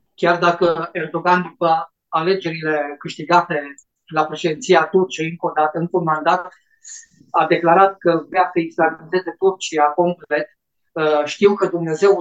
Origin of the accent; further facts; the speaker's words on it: Romania; Noi ca și români